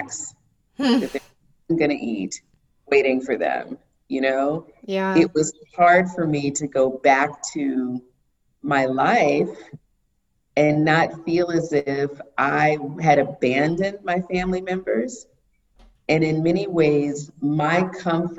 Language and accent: English; Miami, Florida, United States; I'm from Miami